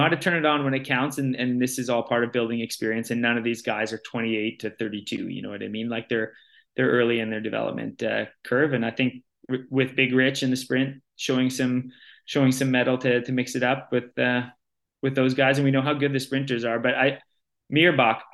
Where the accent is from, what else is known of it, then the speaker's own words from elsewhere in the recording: Canada; the Canadian women